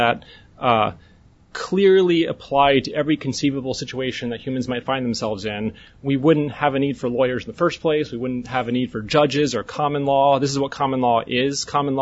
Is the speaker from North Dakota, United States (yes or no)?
yes; North Dakota, United States; I'm from North Dakota.